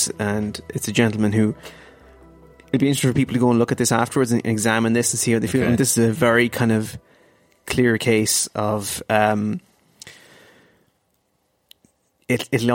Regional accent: Ireland; as an Irish person

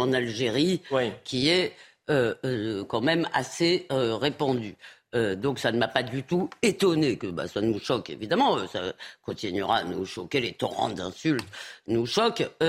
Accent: France; en tant que Française

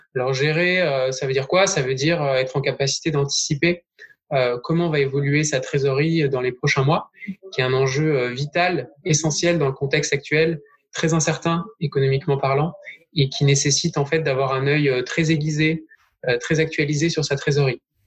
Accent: Bordeaux, Nouvelle-Aquitaine, France; now in Lyon, France; je suis bordelais

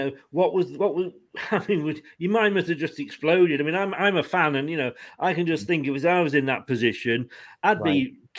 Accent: Leicester, East Midlands, United Kingdom; I was born and brought up in Evington.

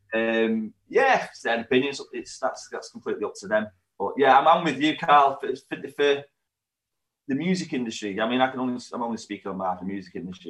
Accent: Warrington, North West England, United Kingdom; also born or lived in Manchester; we're from Warrington, but Manchester's our home town

